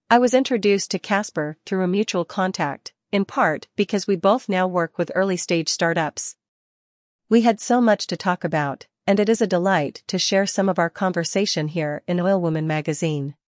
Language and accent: English; Hamburg, Germany; I was born and raised in Hamburg, Germany.